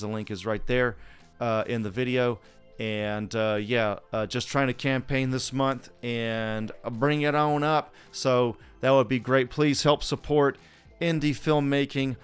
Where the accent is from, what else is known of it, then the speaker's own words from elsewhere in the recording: Southeast, United States; moved away; I'm from Southeast originally